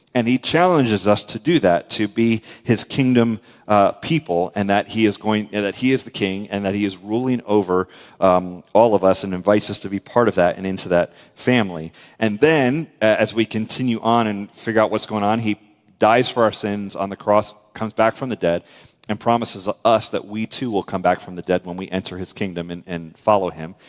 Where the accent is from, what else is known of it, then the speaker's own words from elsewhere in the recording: United States; we're American